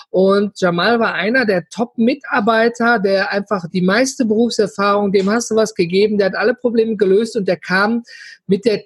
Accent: Duisburg, North Rhine-Westphalia, Germany; Ich komme aus dem schönen Ruhrpott, ja, aus gebürtig aus Duisburg.

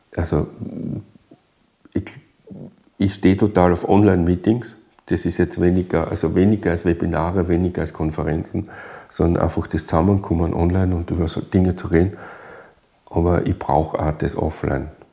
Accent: Styria, Austria; bei uns in der Steiermark

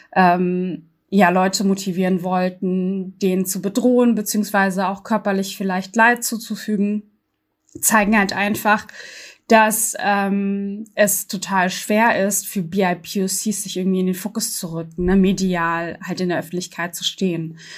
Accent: Berlin, Germany; in dem Wahlkreis, wo ich aufgewachsen bin, im Gesundbrunnen und Wedding

